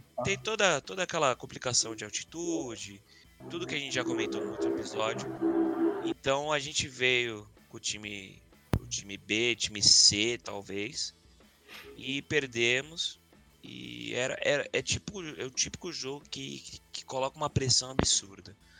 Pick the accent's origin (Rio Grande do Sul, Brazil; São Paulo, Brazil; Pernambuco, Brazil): São Paulo, Brazil; somos da, da Zona Norte